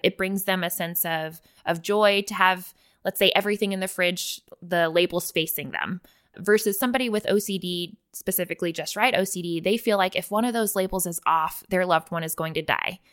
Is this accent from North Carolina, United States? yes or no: no; Willis, Texas, United States; I grew up in Willis, Texas, went to school in Willis